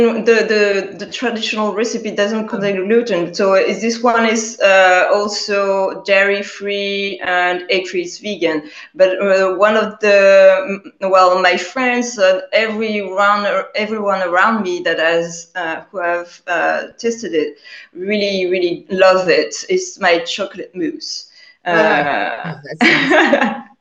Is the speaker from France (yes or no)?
yes; Paris, Île-de-France, France; I was born and raised in Paris, France